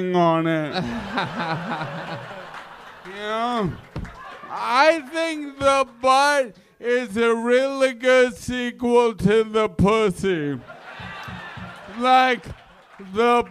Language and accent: English; New York City, New York, United States; I'm from Queens, New York.